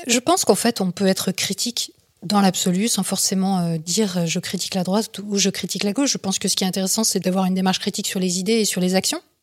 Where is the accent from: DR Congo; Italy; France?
France; quand on est français